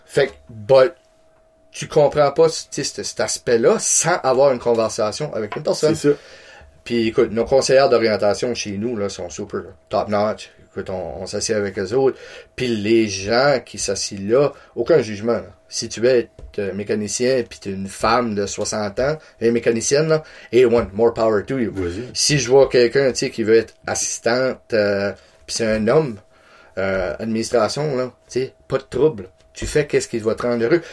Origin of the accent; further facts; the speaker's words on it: Campbellton, New Brunswick, Canada; je viens de Camelton